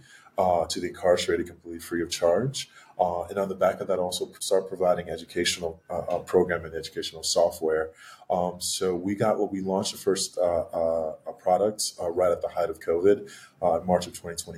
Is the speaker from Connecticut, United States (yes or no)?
yes; Hartford, Connecticut, United States; Growing up in Hartford and West Hartford, Connecticut